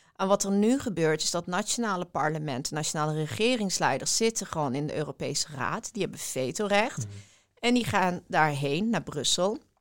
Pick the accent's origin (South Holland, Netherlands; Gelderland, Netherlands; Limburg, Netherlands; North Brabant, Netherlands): Limburg, Netherlands; Weert; ik ben eh, opgegroeid in Weert. Dat, is, dat ligt in Limburg